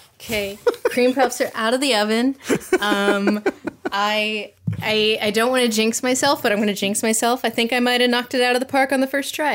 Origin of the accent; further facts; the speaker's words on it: Tennessee, United States; I'm from Tennessee